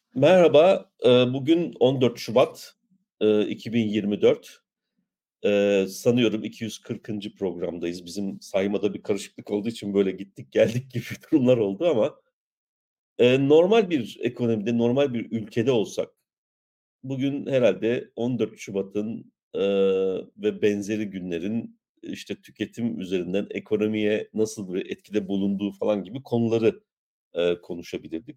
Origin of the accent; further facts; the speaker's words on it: İliç, Erzincan, Turkey; Ben de bir İliçliyim.